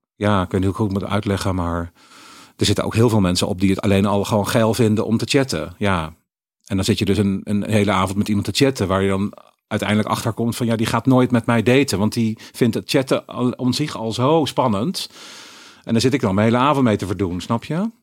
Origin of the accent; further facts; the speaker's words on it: Eindhoven, North Brabant, Netherlands; moved away; also born or lived in Utrecht; ik ben opgegroeid in Eindhoven